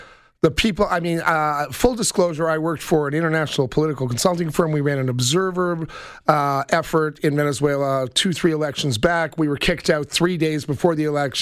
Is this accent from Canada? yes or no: yes; Toronto, Ontario, Canada; when I was a kid growing up in Toronto